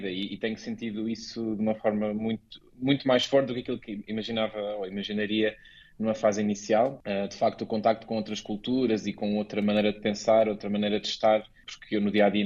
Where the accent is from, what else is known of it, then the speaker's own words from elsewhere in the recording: Portugal; moved away as an adult; also born or lived in South Africa; now in Luxembourg; apesar de eu ter passado a minha vida toda ou praticamente toda em Portugal.